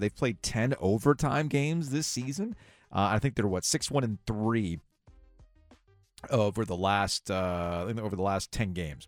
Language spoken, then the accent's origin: English; South Florida, United States; now in North Carolina, United States; I grew up in South Florida